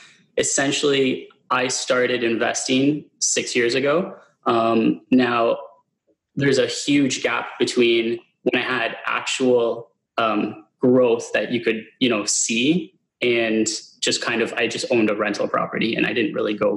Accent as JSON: {"language": "English", "town": "Hamilton", "region": "Ontario", "country": "Canada", "also_born_or_lived": "Stoney Creek", "said": "I'm originally from Hamilton"}